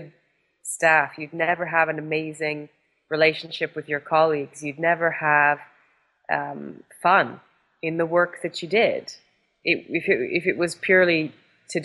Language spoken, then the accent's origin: English; Canada; moved away; my life growing up in Canada